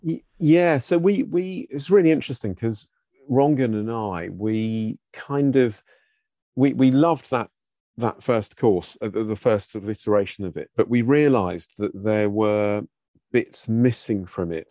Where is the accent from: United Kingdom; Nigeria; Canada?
United Kingdom; Brighton, South East England; moved away; that was my hometown where I grew up